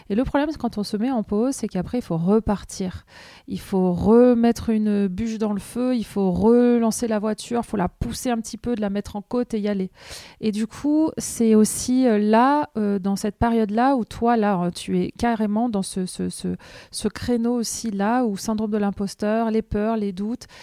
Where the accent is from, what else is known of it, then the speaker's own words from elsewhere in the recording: Caen, Normandy, France; Hello Sandra … je viens de Caen, je suis graphiste illustratrice.